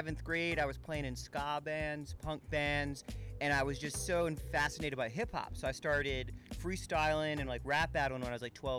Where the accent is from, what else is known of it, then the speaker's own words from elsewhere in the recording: New York, United States; also born or lived in Vermont; I'm from New York originally and actually started surfing in New York and then got really into snowboarding.